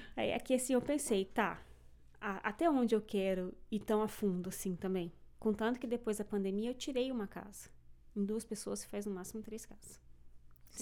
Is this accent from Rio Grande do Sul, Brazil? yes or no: no; São Jerônimo da Serra, Paraná, Brazil; moved away as an adult; now in Canada; eu sou do sul